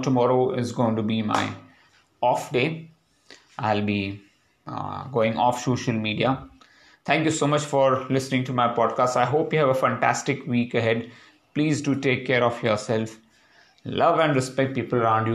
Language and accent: English; India; now in Hyderabad, India; The pride of being an Indian is very important for us in our daily lives